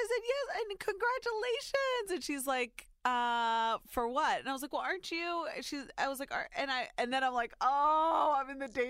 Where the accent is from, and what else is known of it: Ohio, United States; born or raised there